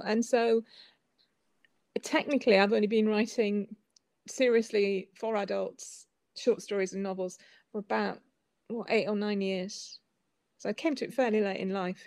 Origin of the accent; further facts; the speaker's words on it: Whitby, Yorkshire and the Humber, United Kingdom; moved away; also born or lived in Northern Europe / New York; I was born and brought up in Whitby.